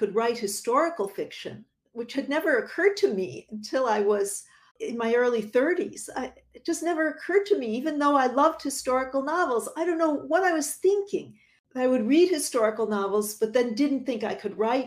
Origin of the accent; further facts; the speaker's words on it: Buffalo, New York, United States; now in New York City, United States; my hometown of Buffalo, New York